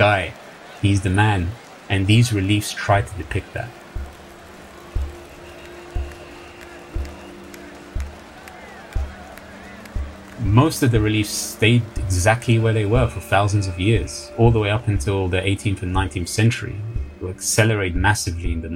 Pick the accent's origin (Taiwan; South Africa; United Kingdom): United Kingdom; London; Growing up in London